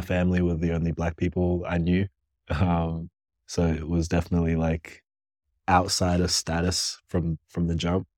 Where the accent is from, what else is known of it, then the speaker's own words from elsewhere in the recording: Canberra, Australian Capital Territory, Australia; also born or lived in Ghana; growing up in Canberra, quiet